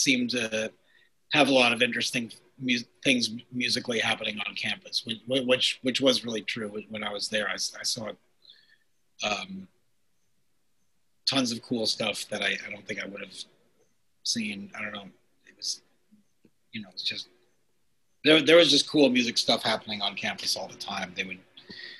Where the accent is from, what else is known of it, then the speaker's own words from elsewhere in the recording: half hour north of Manhattan, outside of New York City, United States; moved away as an adult; also born or lived in Ohio / Boston / Brooklyn / Seattle; now in Cambridge, United States; I grew up outside of New York City. And about a half hour north of Manhattan